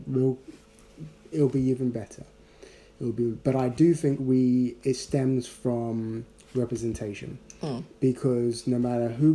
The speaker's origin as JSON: {"language": "English", "country": "Ghana", "tie": "born or raised there", "moved": "yes", "lives_now": "United Kingdom", "said": "growing up in Ghana"}